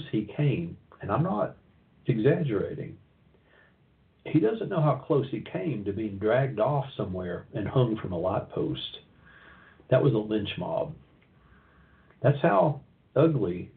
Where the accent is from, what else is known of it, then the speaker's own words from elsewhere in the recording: Knoxville, Tennessee, United States; came to Knoxville, my hometown